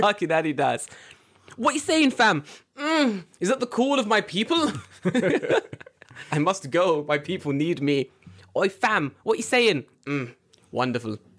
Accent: London, United Kingdom; now in Japan; we're from London

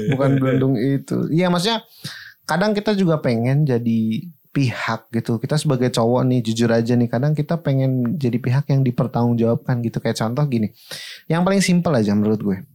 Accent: Bekasi, West Java, Indonesia; nah karena kamu tahu aku dari Bekasi

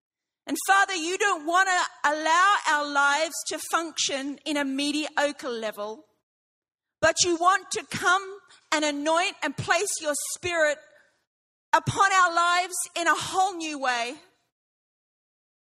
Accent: Brisbane, Queensland, Australia; now in England; I'm from Sheffield, England, but I'm not. I'm actually from Brisbane. So I was ready for all the ashes discussions and stuff. Listen, I'm with you. I have been gone 26 years, but I am still Australian.

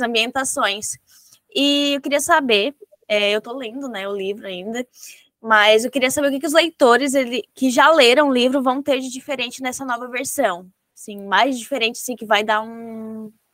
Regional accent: Santa Catarina, Brazil; como catarinense

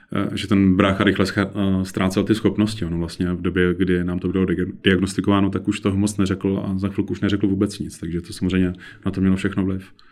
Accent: Kovansko, Central Bohemian Region, Czechia; Já jsem z Kovanska, to je malá vesnice Unimburka, která v té době měla zhruba asi 120 obyvatel

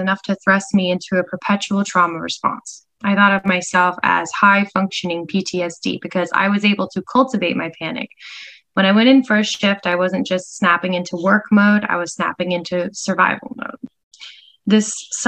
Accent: Grand Rapids, Michigan, United States; moved away as an adult; now in Los Angeles, United States; my hometown of Grand Rapids, Michigan, when I was a 19-year-old college student.

